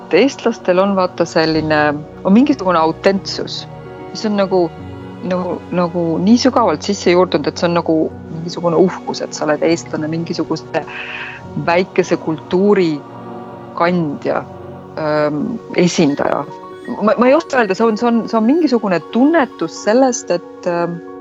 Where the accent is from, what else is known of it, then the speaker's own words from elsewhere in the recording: Tartu, Tartu County, Estonia; moved away as an adult; now in Netherlands; sündisin ja kasvasin Tartus